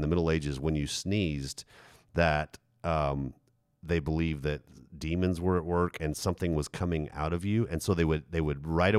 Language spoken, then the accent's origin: English; Germany; now in United States; I think because I grew up in Germany, age 10 through 18.